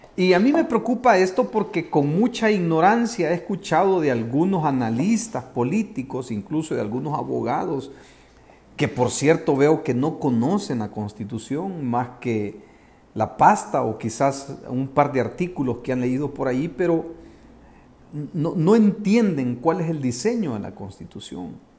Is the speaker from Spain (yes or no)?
no; El Salvador; los salvadoreños